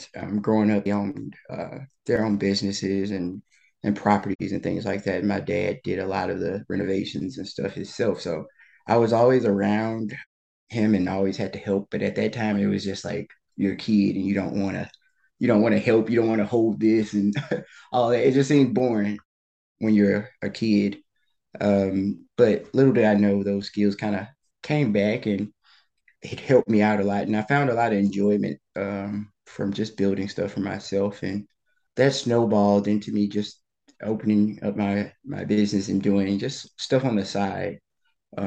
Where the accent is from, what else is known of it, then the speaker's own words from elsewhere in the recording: outside of Baton Rouge, Louisiana, United States; moved away as an adult; also born or lived in Washington, District of Columbia, United States; I'm originally from Louisiana. I grew up in outside of Baton Rouge.